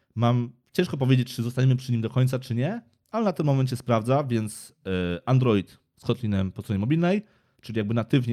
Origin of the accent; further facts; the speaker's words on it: Kraków, Lesser Poland, Poland; jestem tu z Krakowa